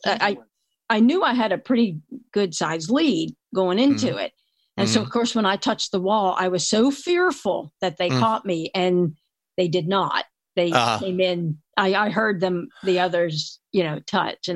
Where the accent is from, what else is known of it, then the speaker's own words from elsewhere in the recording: Philadelphia, Pennsylvania, United States; I grew up in the Philadelphia area